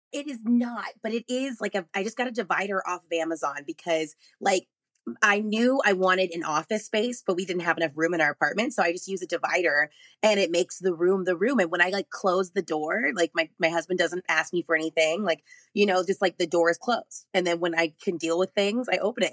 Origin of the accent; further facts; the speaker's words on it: Arlington, Texas, United States; moved away as an adult; also born or lived in Dallas, Texas; now in Los Angeles, United States; I was very lucky to grow up in Texas